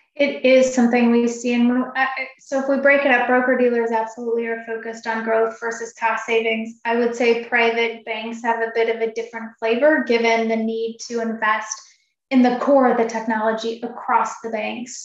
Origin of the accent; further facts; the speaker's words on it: Oregon and Washington, Pacific Northwest, United States; now in Chicago, United States; I grew up in Oregon and Washington, and so that's where my home is.